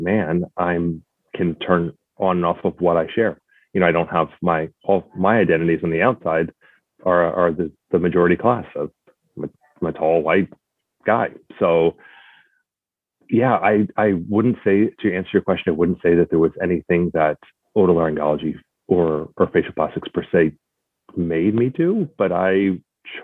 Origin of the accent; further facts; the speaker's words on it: Texas, United States; moved away as an adult; also born or lived in Madison, Wisconsin; growing up in Texas